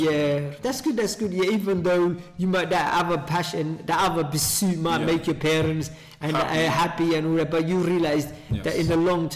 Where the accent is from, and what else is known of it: London, United Kingdom; born or raised there; moved away as an adult; also born or lived in Somalia; now in Sheffield, United Kingdom